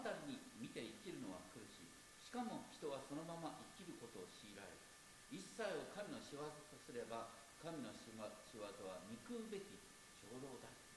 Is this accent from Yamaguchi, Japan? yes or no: no; Asahikawa, Hokkaido, Japan; 私は旭川出身ですが